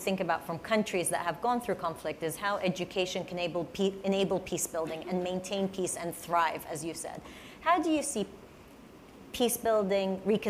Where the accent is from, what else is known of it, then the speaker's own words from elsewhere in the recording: Iraq; I'm originally from Iraq